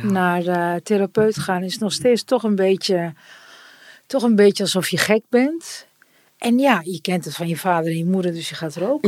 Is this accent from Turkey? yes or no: yes; Turkey; En ik ben Turks